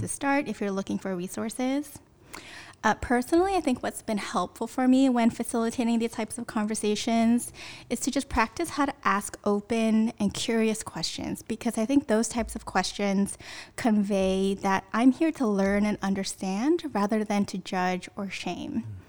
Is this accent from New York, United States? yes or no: no; Sunnyvale, California, United States; I grew up in Sunnyvale, which is down in the South Bay.